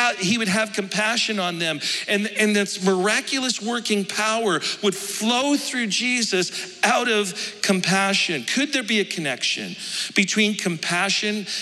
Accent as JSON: {"language": "English", "region": "Alberta", "country": "Canada", "said": "I'm from Alberta."}